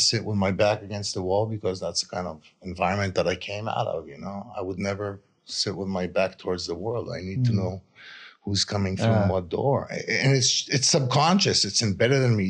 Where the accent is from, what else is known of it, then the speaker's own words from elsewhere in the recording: Israel; I grew up in Israel